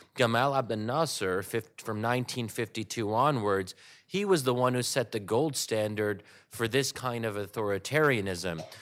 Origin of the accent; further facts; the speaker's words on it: Pennsylvania, United States; my community was in Pennsylvania